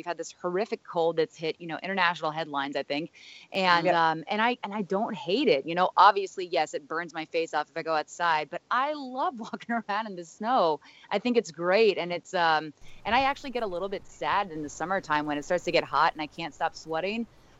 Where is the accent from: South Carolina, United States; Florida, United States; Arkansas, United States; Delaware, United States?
Florida, United States; Miami; also born or lived in East Coast; now in Wisconsin, United States; I was raised in Miami, Florida, right? So I was raised in the tropics